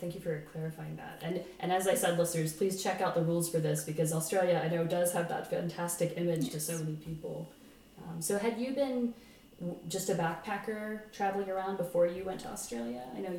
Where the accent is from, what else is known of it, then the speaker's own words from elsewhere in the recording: United States; I think I'm American